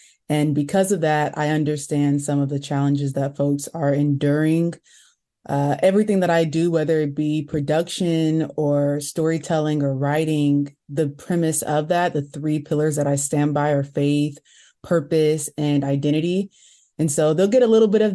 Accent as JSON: {"language": "English", "town": "Seattle", "region": "Washington", "country": "United States", "tie": "born or raised there", "said": "Born and raised in Seattle, I am a sixth generation Seattleite"}